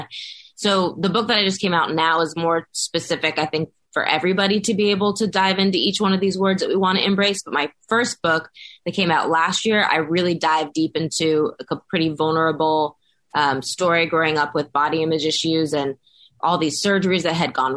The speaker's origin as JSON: {"language": "English", "town": "Los Angeles", "region": "California", "country": "United States", "tie": "born or raised there", "said": "I grew up in Los Angeles, born and raised"}